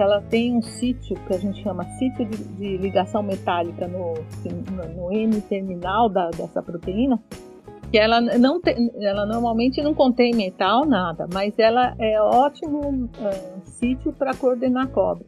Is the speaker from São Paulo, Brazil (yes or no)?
yes; São Paulo, Brazil; also born or lived in Rome; eu sou paulistana, né, nascida em São Paulo, moro em São Paulo